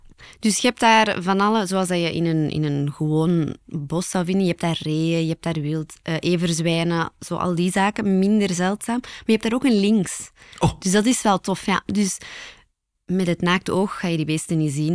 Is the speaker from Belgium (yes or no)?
yes; Belgium; Als typische Belg